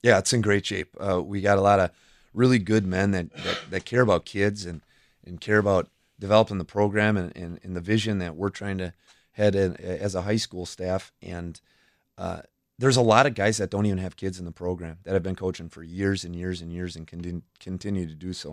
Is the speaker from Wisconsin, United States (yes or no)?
yes; Fort Atkinson, Wisconsin, United States; also born or lived in Oconomowoc, Wisconsin / Watertown, Wisconsin; when I was five years old, we, we moved to Fort Atkinson